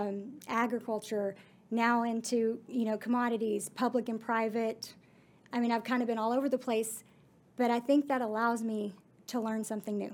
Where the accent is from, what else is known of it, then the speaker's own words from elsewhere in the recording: Godley, Texas, United States; Growing up in Godly